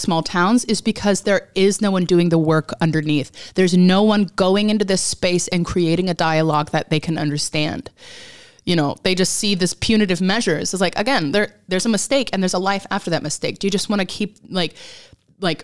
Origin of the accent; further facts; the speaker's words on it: Alaska, United States; moved away as an adult; now in England; I grew up in Alaska, very evangelical